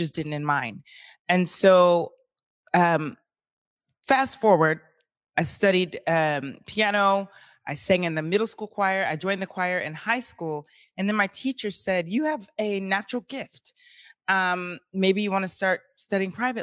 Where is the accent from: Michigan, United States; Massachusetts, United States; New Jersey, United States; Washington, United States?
Washington, United States; Lakewood; I'm from Lakewood, Washington, Lakewood representing